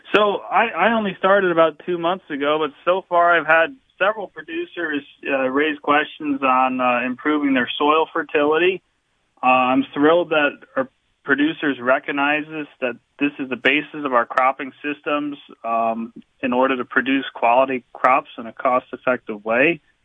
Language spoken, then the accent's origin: English; Waymart, Pennsylvania, United States; I grew up in Waymart. I attended the Western Wayne schools